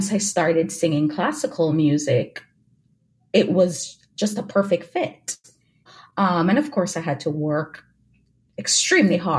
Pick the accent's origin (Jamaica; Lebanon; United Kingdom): Jamaica; moved away; also born or lived in Louisiana; I grew up in Jamaica.